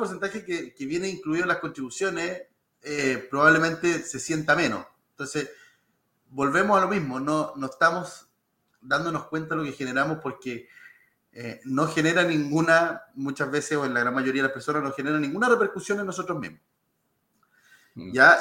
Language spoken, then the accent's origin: Spanish; Lolol, O'Higgins, Chile; also born or lived in Santiago; nací en Santiago, pero, pero desde, desde muy chiquitito en Lolol, en la sexta región.